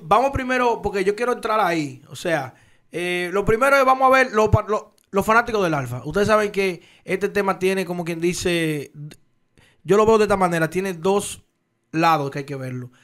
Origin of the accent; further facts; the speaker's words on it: Dominican Republic; como dominicano